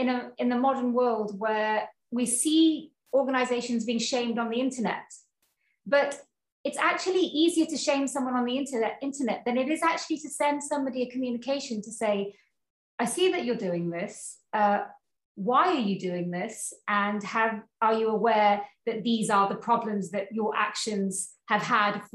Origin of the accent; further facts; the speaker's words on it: Cwmbran, Wales, United Kingdom; moved away as an adult; also born or lived in Carmarthen; now in New Zealand; I was born and raised in Wales, in South Wales